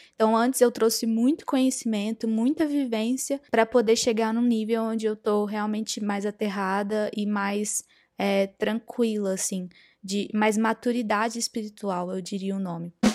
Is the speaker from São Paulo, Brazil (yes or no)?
no; interior of Minas Gerais, Brazil; moved away as an adult; also born or lived in New York; eu sou do interior de Minas Gerais